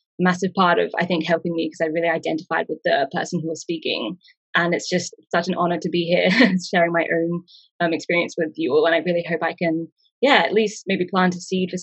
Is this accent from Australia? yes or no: yes; Perth, Western Australia, Australia; moved away as an adult; also born or lived in England / Canberra; now in Sydney, Australia; I was born in England and I moved to Australia when I was about 10. I moved to Perth in Western Australia when I was about 10. And I grew up there and did my high school there